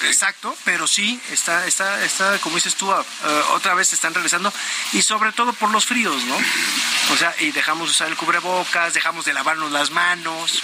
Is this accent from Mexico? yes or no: yes; Mexico; somos también los mexicanos